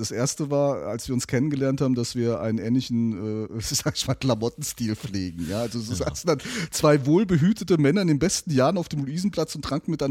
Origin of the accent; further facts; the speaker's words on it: Neuwied, Rhineland-Palatinate, Germany; born there; und ja, jetzt ist es raus, man hört es auch, auch ich bin gebürtiger Neuwieder.